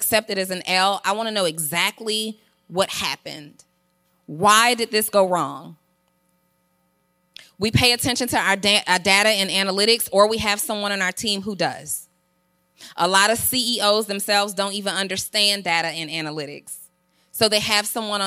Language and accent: English; College Park, Georgia, United States; I'm from College Park, Georgia